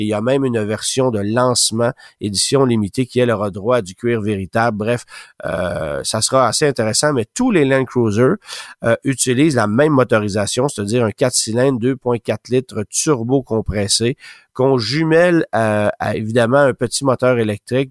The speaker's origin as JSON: {"language": "French", "country": "Canada", "said": "chez nous au Canada"}